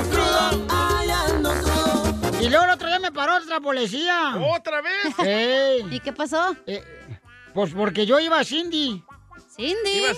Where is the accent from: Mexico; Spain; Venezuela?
Mexico; Guadalajara, Jalisco; Soy de Guadalajara, Jalisco.